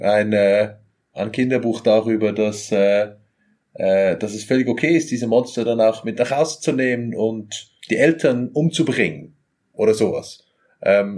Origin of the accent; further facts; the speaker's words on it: Zurich, Switzerland; ich bin aus Zürich, so aus der Zwingli-Stadt